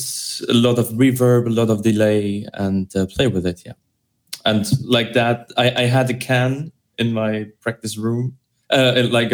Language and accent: English; Luxembourg; moved away as an adult; now in Germany; I'm coming from Luxembourg. Right now I'm living in Germany, but I did my school in Luxembourg.